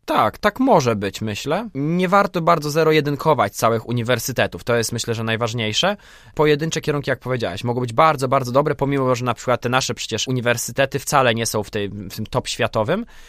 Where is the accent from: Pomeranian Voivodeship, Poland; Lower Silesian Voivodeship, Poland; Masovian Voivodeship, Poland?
Lower Silesian Voivodeship, Poland; Wrocław; w Polsce, we Wrocławiu, skąd pochodzę